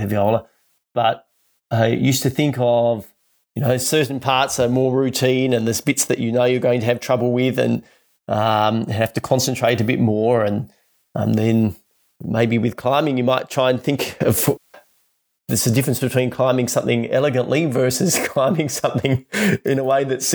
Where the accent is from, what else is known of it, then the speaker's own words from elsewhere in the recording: Tasmania, Australia; growing up in Tasmania